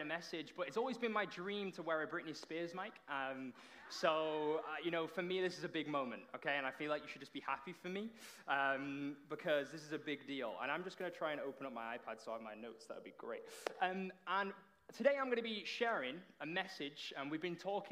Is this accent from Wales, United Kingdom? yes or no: no; Runcorn, North West England, United Kingdom; moved away as an adult; now in Toronto, Canada; I am from the Promised Land, which is Runcorn.